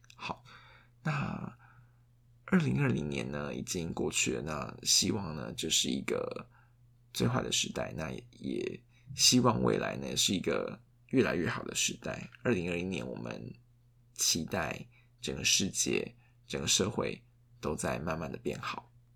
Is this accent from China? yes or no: no; southern Taiwan, Taiwan; now in Taipei, Taiwan; 因为像我们就是住台北嘛，那像我老家就是在南部